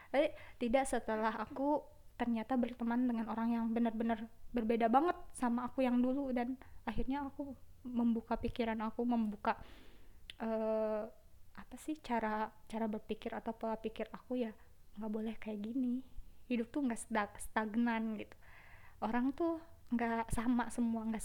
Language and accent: Indonesian; Garut, West Java, Indonesia; bahkan dari Garut semua kan aku asli Garut nggak ada perbedaan gitu